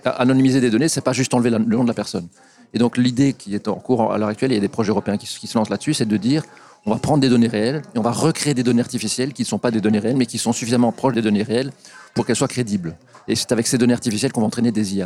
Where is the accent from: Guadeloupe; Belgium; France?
Belgium; ici chez nous en Belgique